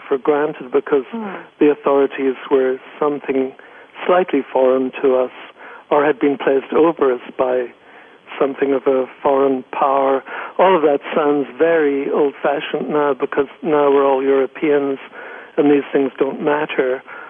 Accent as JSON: {"language": "English", "town": "Belfast", "region": "Northern Ireland", "country": "United Kingdom", "tie": "born or raised there", "moved": "as an adult", "said": "Well, I grew up in Northern Ireland in Belfast, which has since become a little bit beleaguered. I grew up in Northern Ireland."}